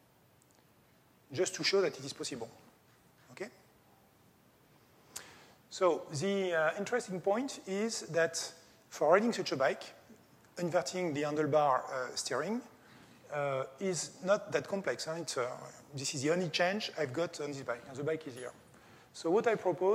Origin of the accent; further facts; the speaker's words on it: France; English is a second language; I'm coming from France